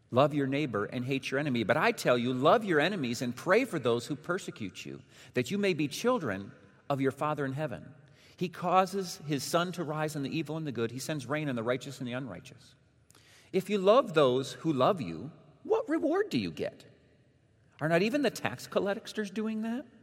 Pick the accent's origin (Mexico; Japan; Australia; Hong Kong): Mexico; born there; Many of you know that my parents were missionaries when I was born. So it means I was born in Mexico.